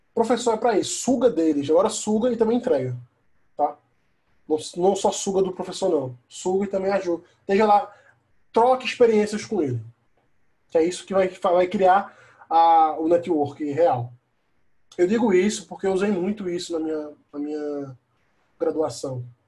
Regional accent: Caruaru, Pernambuco, Brazil; eu sou do Caruaru, interior né, de, da capital do Recife, duas horas de viagem

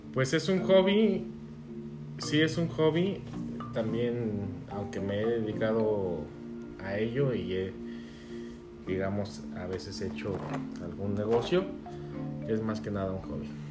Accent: Guadalajara, Jalisco, Mexico; moved away as an adult; also born or lived in Los Cabos; soy de Guadalajara, aquí nací

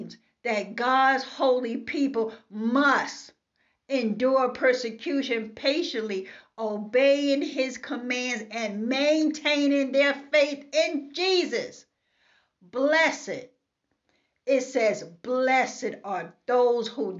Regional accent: New York City, New York, United States; I am from Brooklyn, New York. This is how I talk.

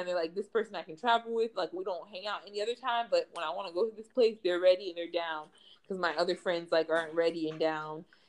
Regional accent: United States; moved away as an adult; now in Spain; I'm from the U.S.

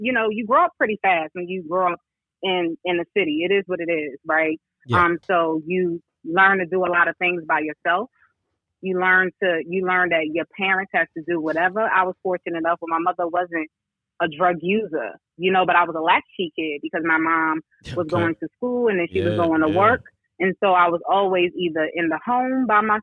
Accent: New York City, New York, United States; also born or lived in Queens, New York City; now in Charlotte, United States; I was born in Queens, but then I was raised in my primary years in South Bronx.

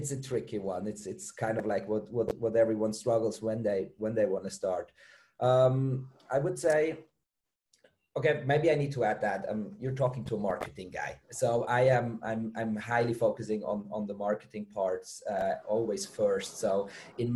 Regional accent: Switzerland; moved away as an adult; also born or lived in Germany; now in Bali, Indonesia; I'm from Switzerland originally

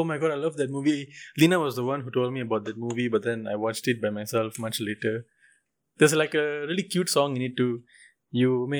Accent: Malaysia

